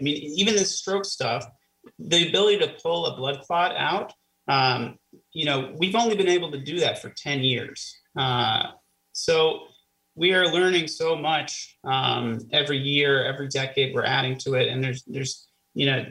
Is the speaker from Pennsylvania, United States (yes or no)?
no; Kansas City, Missouri, United States; also born or lived in Florida / Cincinnati, Ohio; now in Erie, United States; I grew up in Kansas City